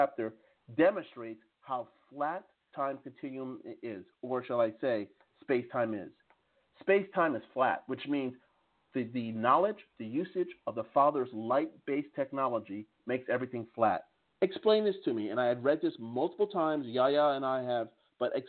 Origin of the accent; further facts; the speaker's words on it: New Jersey, United States; I'm originally from New Jersey